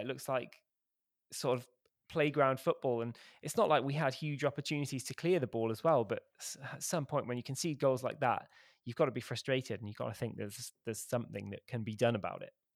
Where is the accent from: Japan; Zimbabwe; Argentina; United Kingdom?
United Kingdom; Cheltenham, South West England; moved away; my hometown newspaper about what I thought of our, of our football team, which is, uh, Cheltenham Town